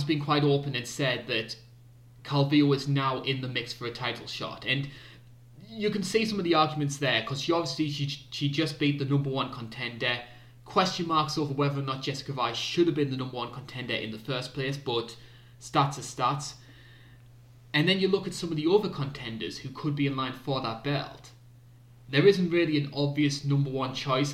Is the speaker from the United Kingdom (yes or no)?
yes; United Kingdom; being British